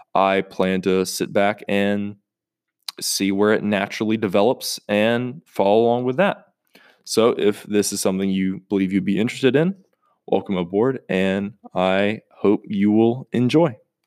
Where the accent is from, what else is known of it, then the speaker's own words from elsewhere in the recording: North Carolina, United States; North Carolina. Uh, it's my home state